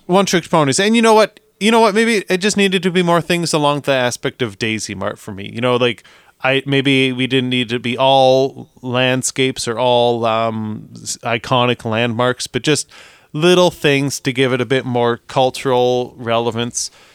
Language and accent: English; Canada; we are Canadian.